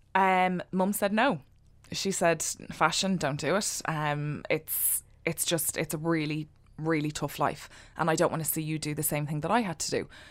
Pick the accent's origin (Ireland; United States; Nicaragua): Ireland; also born or lived in London; be proud of being an Irish designer working from Ireland.